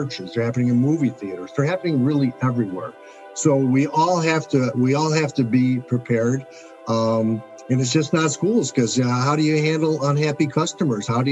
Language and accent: English; Chicago, Illinois, United States; I'm from Chicago, Illinois. I lived here my whole life